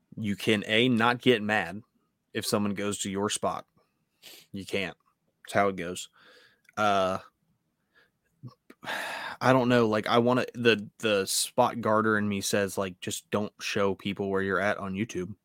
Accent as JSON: {"language": "English", "country": "United States", "said": "I'm an American"}